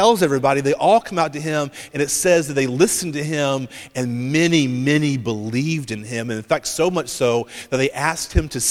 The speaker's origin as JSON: {"language": "English", "area": "Horry County", "region": "South Carolina", "country": "United States", "said": "I'm from Horry County"}